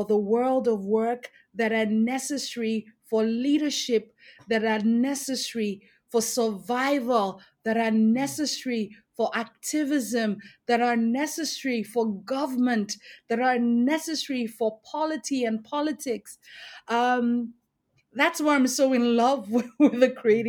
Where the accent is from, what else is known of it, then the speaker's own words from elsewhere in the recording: Lagos, Nigeria; also born or lived in Edo State; Growing up in one of the largest cities in the world, Lagos State